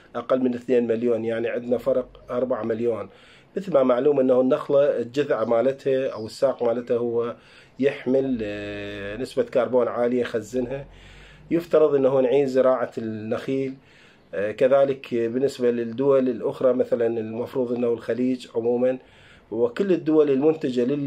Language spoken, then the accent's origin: Arabic; Iraq; احنا عندنا بالعراق